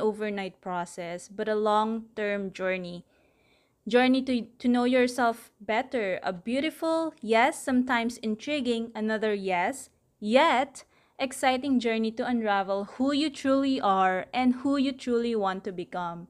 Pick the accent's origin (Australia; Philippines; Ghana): Philippines; Manila, Metro Manila; I'm from Manila, Philippines.